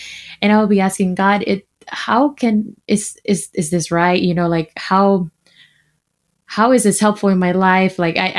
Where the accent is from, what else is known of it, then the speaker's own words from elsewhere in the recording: Dominican Republic; English is a second language; I was born in the Dominican Republic. I'm half Dominican, half Haitian.